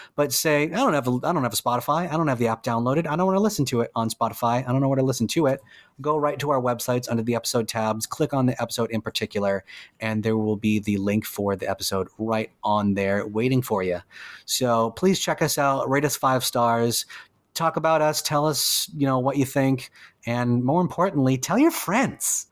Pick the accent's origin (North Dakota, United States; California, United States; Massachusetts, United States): Massachusetts, United States; Salem; We are, we are, we are from Salem